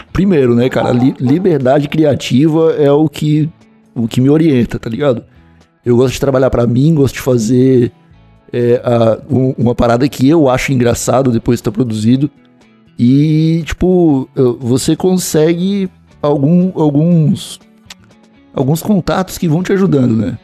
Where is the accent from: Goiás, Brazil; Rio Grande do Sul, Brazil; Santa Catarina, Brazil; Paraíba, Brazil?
Santa Catarina, Brazil; sou de Santa Catarina